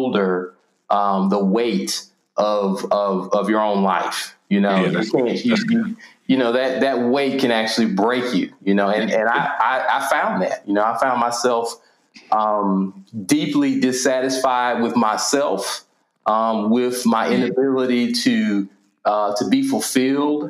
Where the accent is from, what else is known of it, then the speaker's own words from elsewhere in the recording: Nashville, Tennessee, United States; also born or lived in Virginia; Born and raised, I'm specifically East Nashville